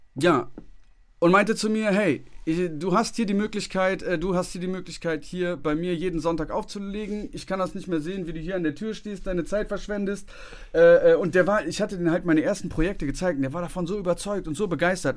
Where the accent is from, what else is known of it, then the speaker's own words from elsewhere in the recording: Bonn, North Rhine-Westphalia, Germany; moved away; ich komme ja ursprünglich aus Bonn